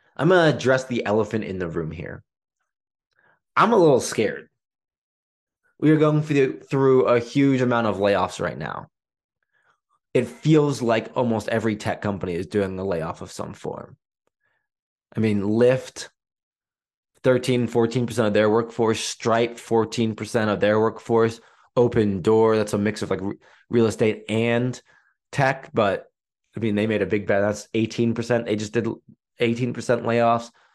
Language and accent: English; England, United Kingdom; I was born in England